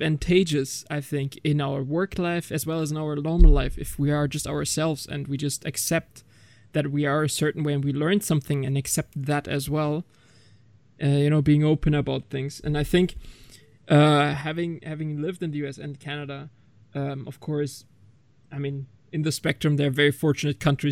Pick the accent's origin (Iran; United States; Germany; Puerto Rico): Germany; I was born and raised in Germany, but my family's full Turkish